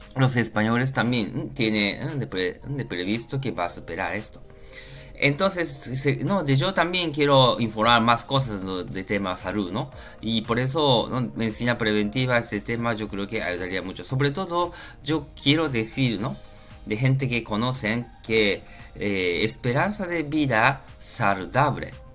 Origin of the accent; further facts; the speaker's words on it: Japan; Spanish is a second language; now in Spain; yo soy japonés